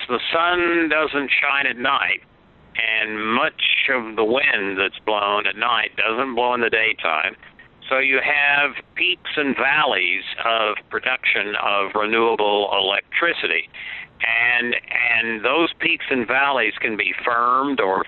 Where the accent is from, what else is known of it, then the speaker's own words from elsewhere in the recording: Oklahoma, United States; I grew up in Oklahoma, and I was born there